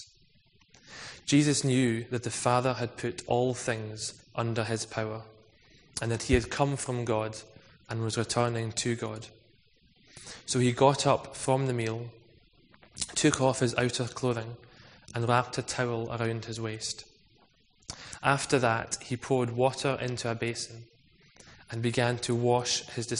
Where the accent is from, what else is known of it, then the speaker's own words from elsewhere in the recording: Scotland, United Kingdom; I'm also Scottish